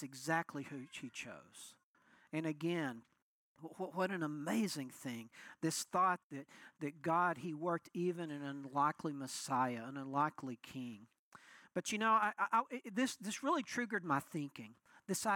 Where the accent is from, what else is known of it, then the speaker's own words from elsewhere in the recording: Muleshoe, Texas, United States; I'm from Muleshoe, Texas.